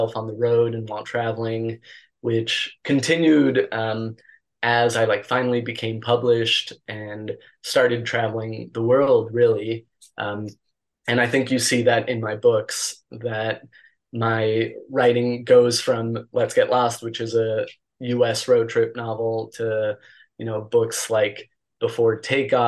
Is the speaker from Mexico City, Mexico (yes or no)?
yes; Mexico City, Mexico; I grew up in Mexico City, and I attended an international school